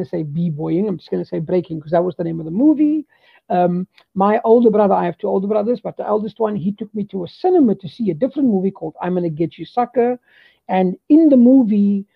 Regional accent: Cape Town, Western Cape, South Africa; So I was born in Cape Town, and I was 10 days old when my parents moved into a house in Bontevo. I went to school there

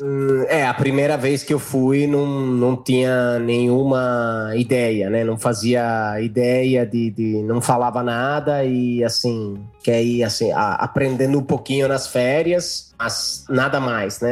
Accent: a village near Florence, Tuscany, Italy; Portuguese is a second language; moved away as an adult; also born or lived in São Paulo, Brazil; Eu sou de um vilarejo aqui perto de Florença, um vilarejo do, da, da Idade Média

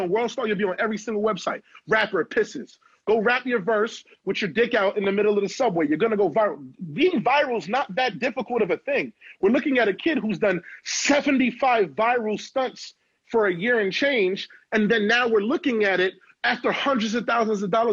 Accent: New York City, New York, United States; I'm from Canarsie, Brooklyn, the Floss

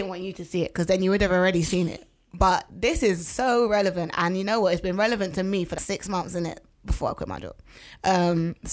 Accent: London, United Kingdom; I'm from Tottenham. That's where and I grew then, up, brrr. and even though I don't live there now, I still identify as a someone from Tottenham

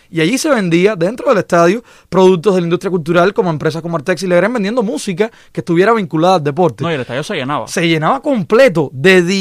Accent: Matanzas, Cuba; lo digo por mi zona de donde yo vengo. Cuando en Matanzas, hasta el año 2012, la, la, infraestructura con la que cubría el béisbol era prácticamente invisible.

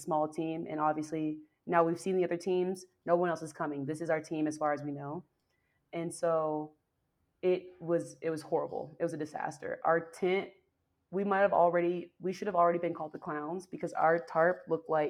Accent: Georgia, United States; moved away; also born or lived in Seattle / Washington, District of Columbia, United States; I'm from Georgia, so I'm used to like swampland. I'm used to humid air

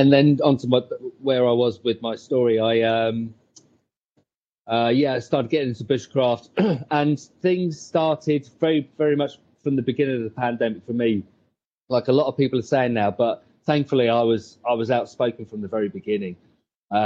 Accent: Bognor Regis, South East England, United Kingdom; I'm in England. I am English. I'm a place called Brogan Regis, right on the south coast.

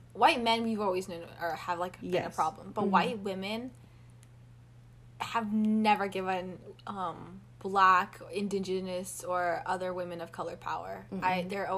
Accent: Indonesia; So I'm from Indonesia, and mm-hmm. my mom is Indonesian.

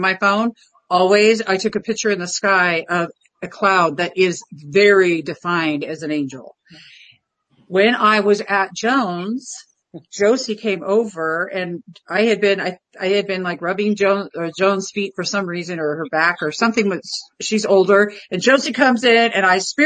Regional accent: Diamond Bar, California, United States; we were both born and raised in Southern California. And not far from each other. I was in Diamond Bar.

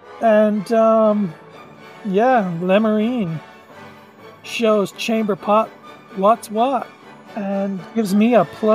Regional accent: Dublin, Leinster, Ireland; I have a 6, but I'm also from Dublin.

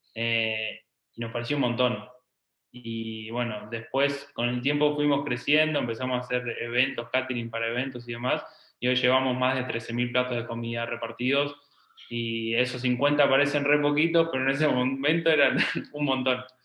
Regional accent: Trenque Lauquen, Buenos Aires Province, Argentina; moved away as an adult; now in Buenos Aires, Argentina; nosotros somos de Trenquelauquen, que es una ciudad de 50.000 habitantes

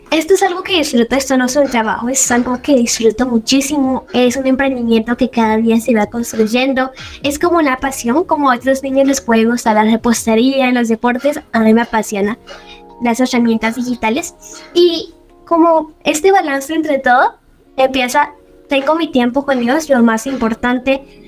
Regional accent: Villavicencio, Meta, Colombia; now in Medellín, Colombia; yo vivo en Medellín, nací en Villavicencio Meta y actualmente estoy viviendo en Medellín

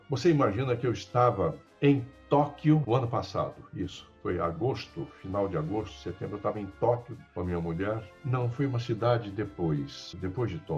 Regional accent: São Paulo, Brazil; Nós somos do interior de São Paulo.

